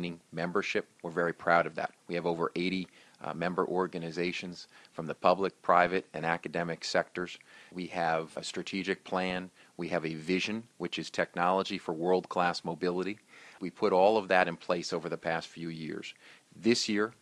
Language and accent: English; New Jersey, United States; I was a mayor of my hometown. I was a council president of my hometown